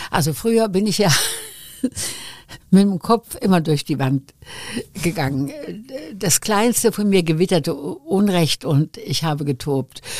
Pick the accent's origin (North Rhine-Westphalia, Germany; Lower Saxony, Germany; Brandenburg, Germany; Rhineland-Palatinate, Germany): North Rhine-Westphalia, Germany; Wuppertal; Wir sind ja erst, ich weiß nicht, seit 80 Jahren oder was